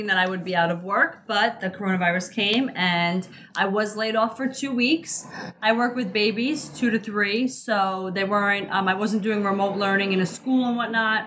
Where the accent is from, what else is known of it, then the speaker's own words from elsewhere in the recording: New York City, New York, United States; we're from Queens